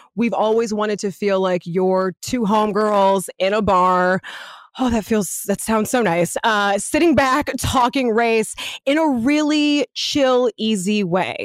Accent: Los Angeles, California, United States; also born or lived in Ladera Heights, Los Angeles; I grew up in Venice in the nineties, before my parents moved to Ladera Heights

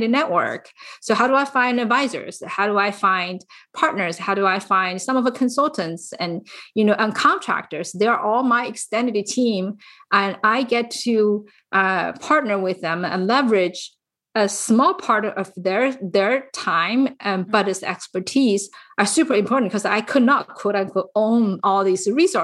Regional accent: China; moved away as an adult; now in San Francisco Bay Area, United States; I actually came to US when I was fully grown from China, and I came here for business.

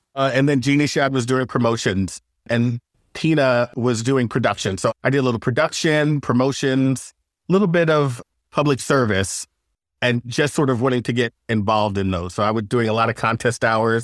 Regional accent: Long Island, New York, United States; moved away as an adult; I'm from Long Island

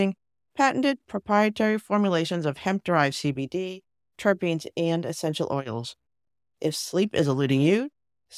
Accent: Massachusetts, United States; we're from Massachusetts

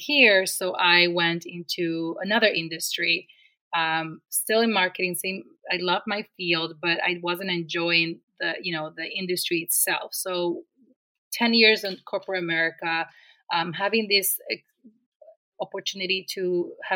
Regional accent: Dominican Republic; moved away as an adult; now in Rochester, United States; I came all the way from the Dominican Republic to Rochester, New York for college

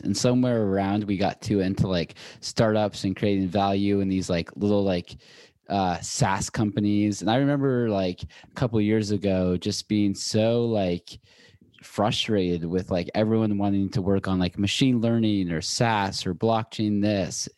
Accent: Seattle, Washington, United States; moved away as an adult; also born or lived in Boulder / New York; now in Los Angeles, United States; I'm from Seattle originally, went to school in Boulder, and then moved to New York, and I just moved

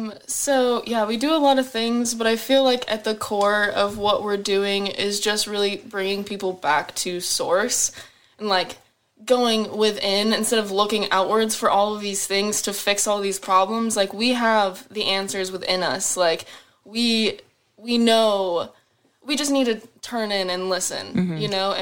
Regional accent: Peoria, Arizona, United States; In Phoenix. {S0} Okay. {S4} Or Peoria, Arizona. {S0} Okay. {S4} Yeah, so I lived in like a little suburb of Arizona. So it was kind of boring, just desert and whatnot everywhere.

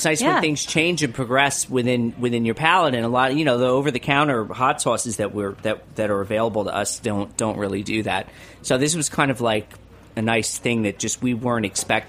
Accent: New York, United States; I'm a New Yorker.

